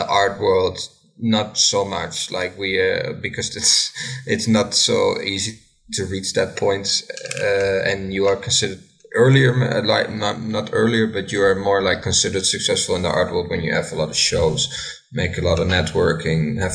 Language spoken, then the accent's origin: English; Enschede, Overijssel, Netherlands; now in Sweden; I am from Enschede, the Netherlands.